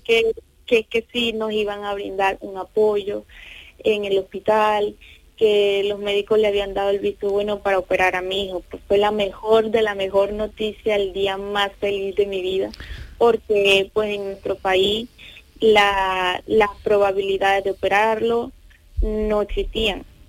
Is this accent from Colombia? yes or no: no; Venezuela; moved away as an adult; somos de Venezuela, entonces estando allí